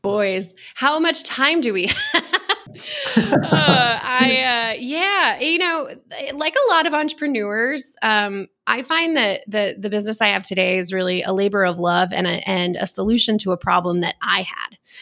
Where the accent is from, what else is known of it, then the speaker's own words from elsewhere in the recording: Texas, United States; born and raised in Texas